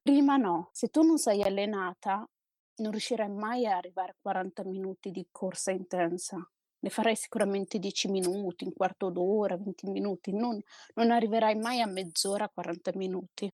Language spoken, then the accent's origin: Italian; Trento, Trentino-Alto Adige, Italy; io sono del Trentino, a Trento